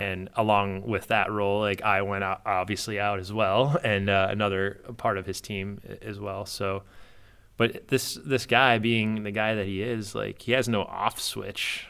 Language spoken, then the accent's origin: English; Downers Grove, Illinois, United States; moved away as an adult; also born or lived in Chicago, United States; now in Indianapolis, United States; I grew up in Down-, Downers Grove area